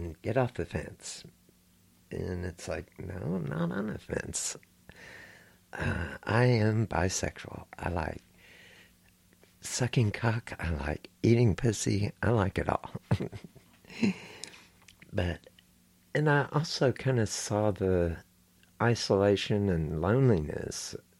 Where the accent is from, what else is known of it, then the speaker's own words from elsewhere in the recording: Houston, Texas, United States; I grew up here in Houston, Texas